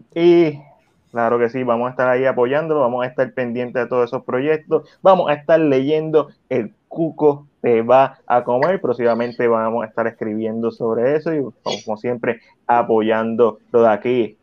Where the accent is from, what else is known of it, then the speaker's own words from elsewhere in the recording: San Juan, Puerto Rico; yo me crié en Coupey